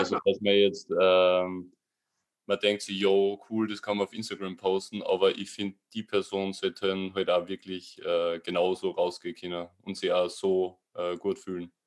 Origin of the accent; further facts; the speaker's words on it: Linz, Upper Austria, Austria; accent: Austrian dialect; ich bin aus Österreich, aber auch Wengerland Dialekt